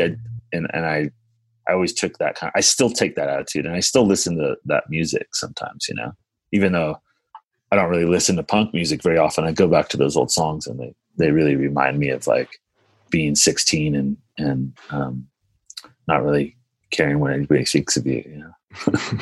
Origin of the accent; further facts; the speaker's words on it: Pacific Grove, California, United States; also born or lived in Santa Cruz / Carmel / Chicago / San Francisco; I was actually grew up in this little town called Pacific Grove.